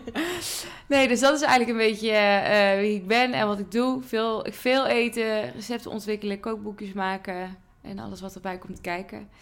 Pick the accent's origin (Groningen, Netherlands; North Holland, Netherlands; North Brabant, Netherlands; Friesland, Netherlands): North Brabant, Netherlands; near Eindhoven; ik kom uit Brabant, uit de buurt van Eindhoven